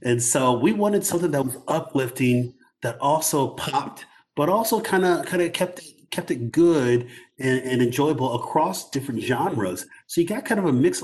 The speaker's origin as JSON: {"language": "English", "area": "North Suburbs", "region": "Illinois", "country": "United States", "tie": "born or raised there", "said": "when I was a kid growing up in North Suburbs"}